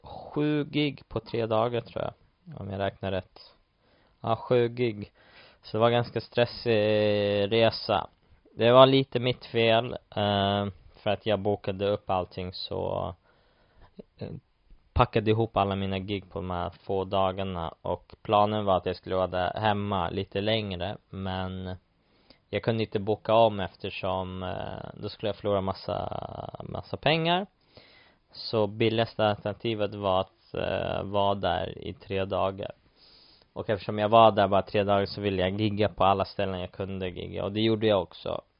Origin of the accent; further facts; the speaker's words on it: Stockholm, Stockholm County, Sweden; moved away as an adult; now in London, United Kingdom; hemma i Stockholm